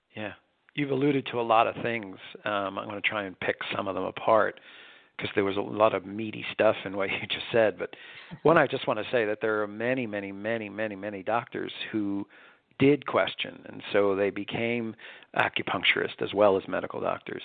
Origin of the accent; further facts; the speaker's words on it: New York, United States; I was born and raised in New York